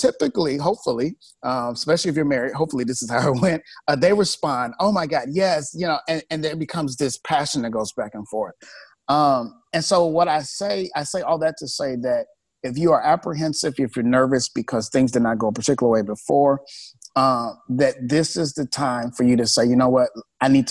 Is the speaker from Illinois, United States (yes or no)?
yes; Chicago, Illinois, United States; moved away as an adult; now in Sacramento, United States; I grew up in Chicago